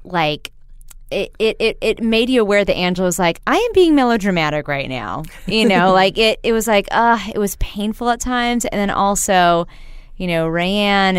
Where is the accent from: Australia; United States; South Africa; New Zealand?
United States; Texas; growing up in Texas